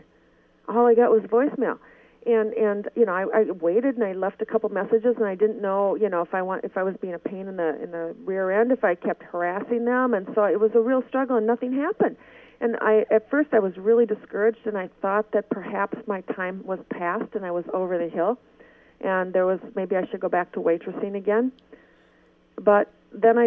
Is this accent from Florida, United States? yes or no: no; Minnesota, United States; You can tell I'm from Minnesota